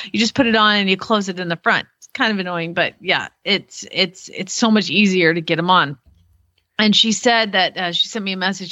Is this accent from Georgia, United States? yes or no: yes; Georgia, United States; accent: southern; now in Norman, United States; I'm from Georgia